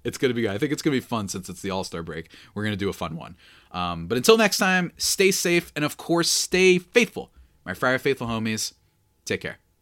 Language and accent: English; New Jersey, United States; I'm a New Jerseyan